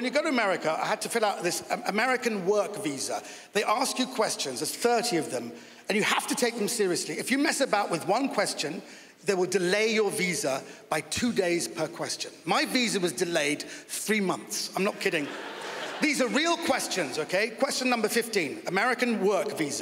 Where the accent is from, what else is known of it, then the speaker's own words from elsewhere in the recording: United Kingdom; I'm a British Iranian.